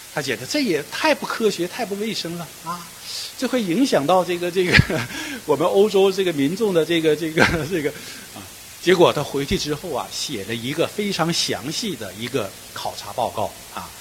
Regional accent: Northeast China, China; now in Guangzhou, China; 我的老家的话呢，是东北

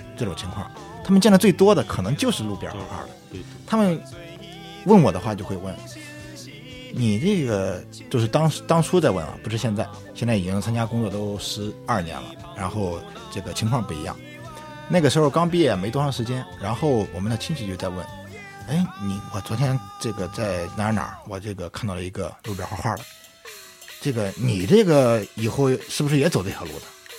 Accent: Qingdao, Shandong, China; 我是青岛的

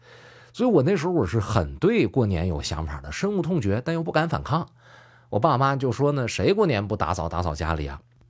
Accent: northern China, China; 我是北方人

